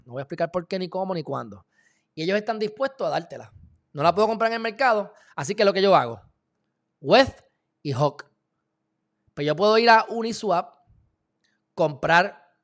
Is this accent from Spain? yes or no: no; Puerto Rico; yo soy puertorriqueño